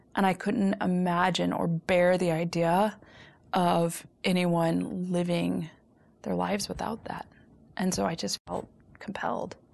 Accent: Chicago, Illinois, United States; also born or lived in Los Angeles / upstate New York; I am a Chicagoan through and through. I've, uh, lived in Los Angeles some. I've, I've lived in upstate New York some, but Chicago is, is my, is my blood.

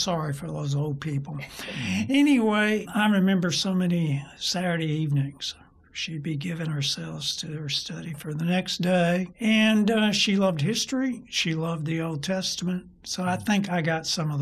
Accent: Dallas, Texas, United States; I was reared in Dallas, did most of my education in Dallas

